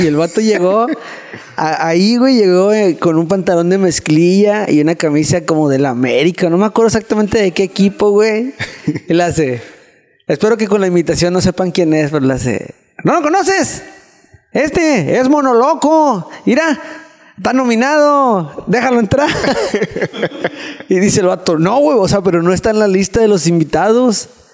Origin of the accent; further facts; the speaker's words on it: Mexico; estaba pasando como buen mexicano